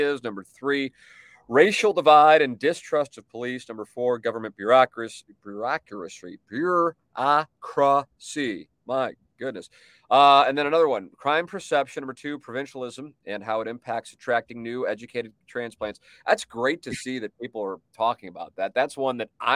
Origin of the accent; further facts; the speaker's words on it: St. Louis, Missouri, United States; I grew up on Tama Avenue, lived downtown, but you know, I mean, Tama Avenue, while it is certainly in the city